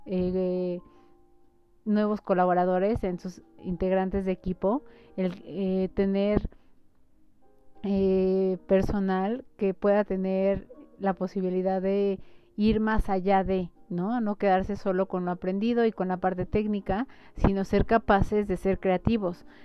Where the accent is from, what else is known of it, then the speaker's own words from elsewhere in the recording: Mexico; como mexicanos